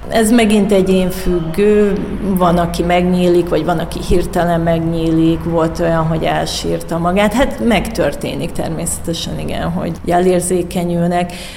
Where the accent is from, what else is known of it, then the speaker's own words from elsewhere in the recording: Vojvodina, Serbia; now in Hungary; én vajdasági vagyok, és én otthon voltam, amikor ugye volt a két háború